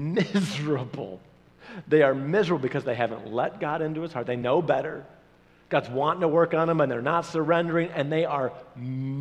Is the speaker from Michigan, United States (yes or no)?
yes; Michigan, United States; moved away as an adult; also born or lived in Oklahoma; I'm from Michigan